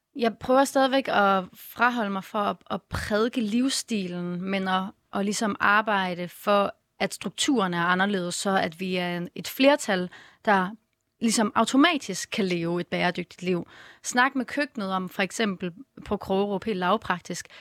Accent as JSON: {"language": "Danish", "town": "Vejle", "region": "Southern Denmark", "country": "Denmark", "tie": "born or raised there", "said": "jeg er opvokset i Vejle"}